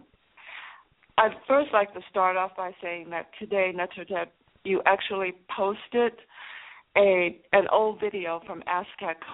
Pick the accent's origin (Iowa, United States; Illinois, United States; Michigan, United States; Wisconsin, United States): Illinois, United States; Chicago; I'm from Chicago. That's where I was born and raised, in Chicago